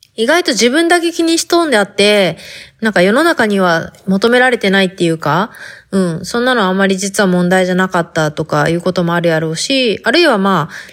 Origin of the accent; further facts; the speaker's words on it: Fukuoka, Japan; accent: Hakata dialect; first language Hakata dialect; moved away as an adult; now in United States; 博多弁で話してみたけど、初めてやったけん、ちょっとなんか変な感じがして、滑らかに話せてない感じがあるけど、ね、母国語なのにね